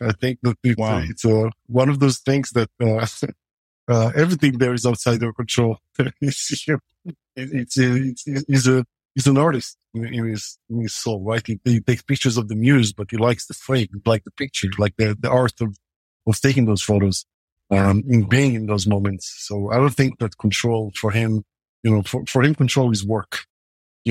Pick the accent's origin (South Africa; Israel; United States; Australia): Israel; growing up in Israel